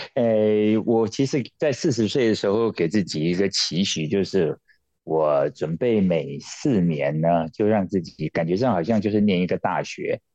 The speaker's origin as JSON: {"language": "Chinese", "country": "Taiwan", "said": "因为他是台湾人的骄傲"}